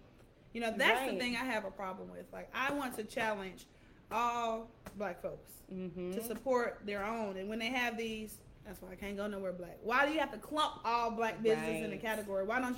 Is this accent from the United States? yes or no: yes; Atlanta, Georgia, United States; I'm from Atlanta